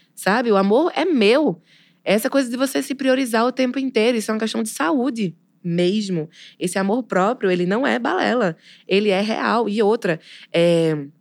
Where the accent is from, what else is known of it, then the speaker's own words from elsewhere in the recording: sertão do Pajeú, Pernambuco, Brazil; eu sou pernambucana